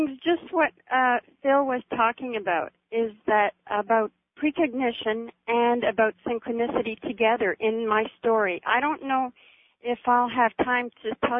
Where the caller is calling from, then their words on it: Vancouver, British Columbia, Canada; I'm calling from Vancouver, B.C., Canada